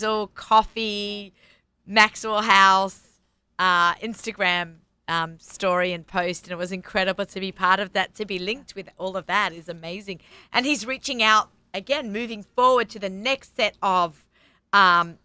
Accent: Australia; moved away; I'm growing up in Australia

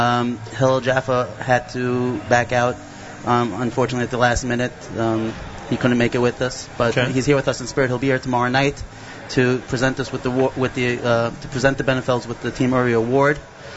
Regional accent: Flatbush, New York, United States

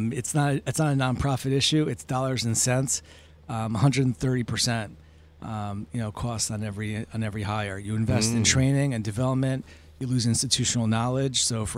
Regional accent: Boston, Massachusetts, United States; I'm from Boston, so.

